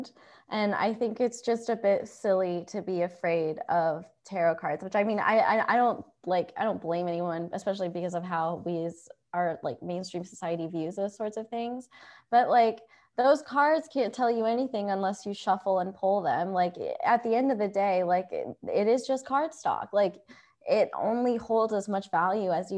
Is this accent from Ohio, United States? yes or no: yes; Ohio, United States; moved away; I'm from Ohio. I would say I grew up in a small town